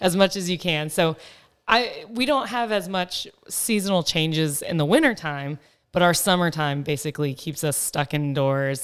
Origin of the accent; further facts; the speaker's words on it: Texas, United States; moved away as an adult; also born or lived in Dallas, Texas; now in Phoenix, United States; I grew up in Texas. Being a Texas girl was hard to leave